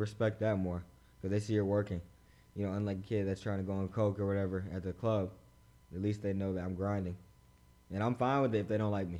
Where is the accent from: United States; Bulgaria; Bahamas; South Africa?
Bahamas; I'm from the Bahamas